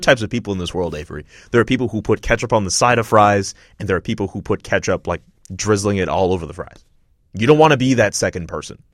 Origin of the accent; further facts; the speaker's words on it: Montreal, Quebec, Canada; moved away as an adult; now in United States; I'm from Montreal